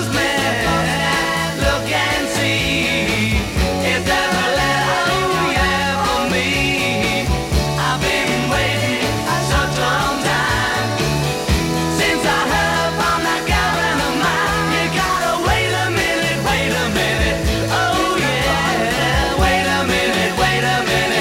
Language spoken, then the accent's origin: English; Ramsgate, South East England, United Kingdom; in my hometown of Ramsgate back in 1964